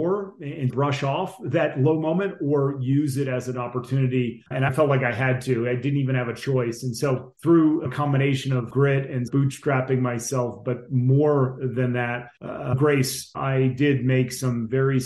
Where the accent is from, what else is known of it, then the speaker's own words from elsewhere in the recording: Northern New Jersey, United States; moved away as an adult; also born or lived in Vermont; I grew up in Northern New Jersey outside New York City